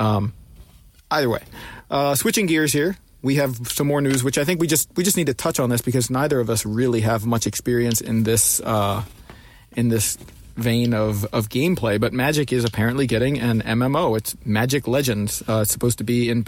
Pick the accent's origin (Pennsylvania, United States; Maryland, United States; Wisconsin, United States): Maryland, United States; Baltimore; I'm from Baltimore